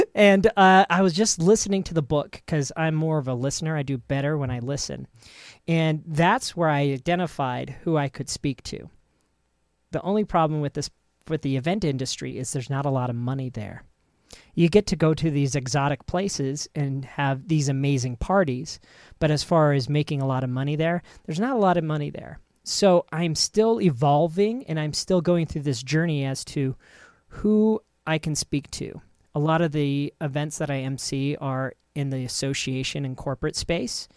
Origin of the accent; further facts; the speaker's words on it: United States; us Americans